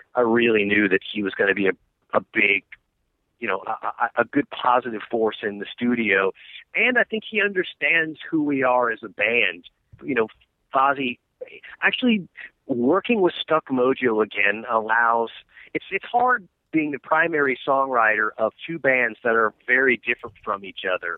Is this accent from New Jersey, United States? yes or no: no; Atlanta, Georgia, United States; I'm from Atlanta, Georgia